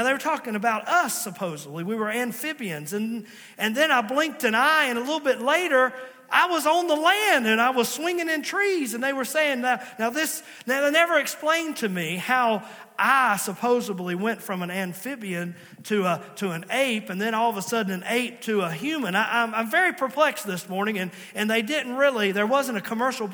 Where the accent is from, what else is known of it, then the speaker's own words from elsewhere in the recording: Virginia, United States; also born or lived in Princeton, West Virginia; I was born in Princeton, West Virginia. Yes, I was born in West Virginia, but they quickly got me back across the line and I was raised in Virginia